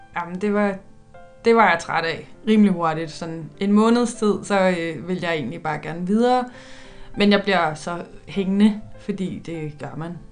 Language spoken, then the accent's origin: Danish; Køge, Zealand, Denmark; jeg er vokset op i Køge